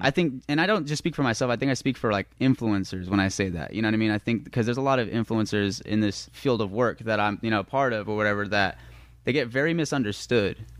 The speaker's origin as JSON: {"language": "English", "town": "Las Vegas", "region": "Nevada", "country": "United States", "said": "I'm from Las Vegas"}